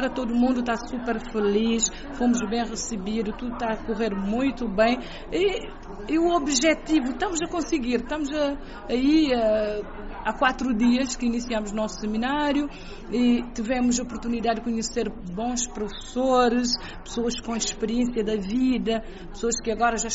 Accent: Fogo, Cape Verde; moved away as an adult; now in Praia, Cape Verde; Eu sou do Fogo, mas trabalho há seis anos na praia.

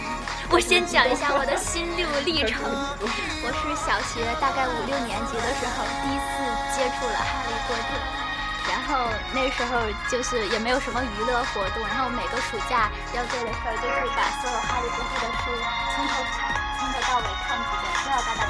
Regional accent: Kanto, Japan; Hello，大家好， … 我是来自日本关东的

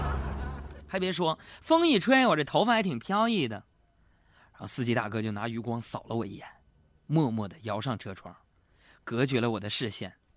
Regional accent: Northeast China, China; accent: Northeastern dialect; 我们东北方言

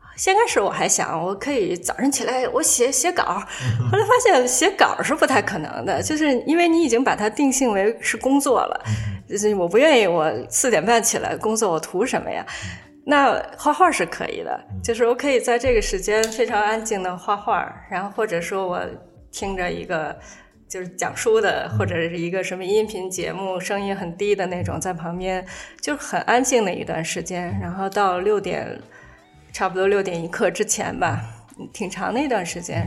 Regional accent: Shichahai, Beijing, China; 我小时候在什刹海边儿跑的时候

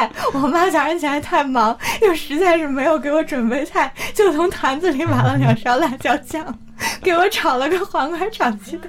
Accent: Shandong, China; 我长大的地方是不吃辣的，我们那边喜欢吃酱油味

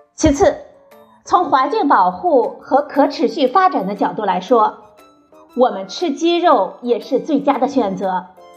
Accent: China; 咱们中国人的餐桌呢，一直在悄然发生着变化

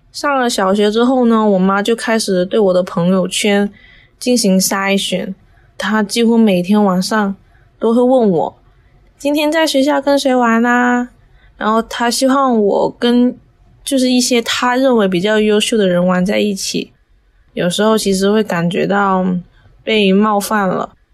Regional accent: Macau; 十八岁，我来自澳门，现在是一名大一的学生

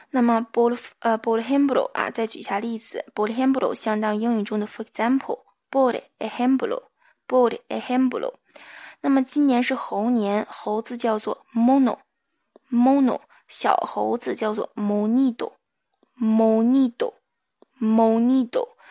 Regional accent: China; 我们中国人民

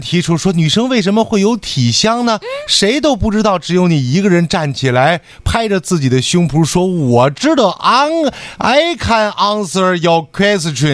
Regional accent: Northeast China, China; 我们东北人

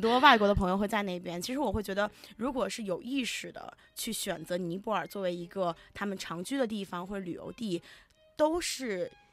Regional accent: China; moved away as an adult; also born or lived in Nepal; 在国内出生长大

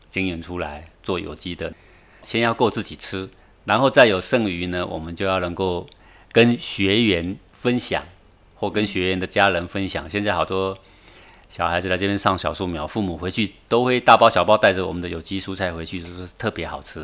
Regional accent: Taiwan; moved away; 在中岭山，我从小出生在这里啊， 然后慢慢长大的时候就搬出去

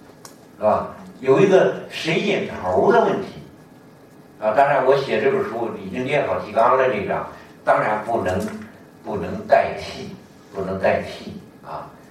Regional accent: Hebei, China; 哪有这么欺负我们河北人的？

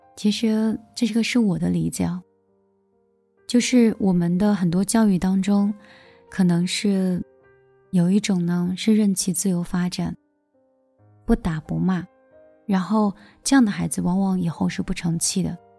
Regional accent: China; 我们中国人

